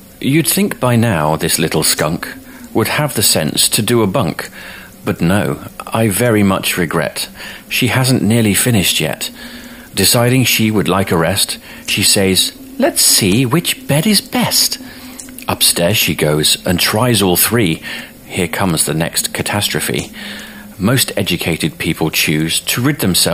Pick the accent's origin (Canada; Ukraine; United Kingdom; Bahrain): United Kingdom